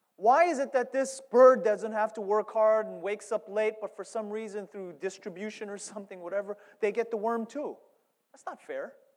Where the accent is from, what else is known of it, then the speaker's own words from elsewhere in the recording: New York, United States; I'm from New York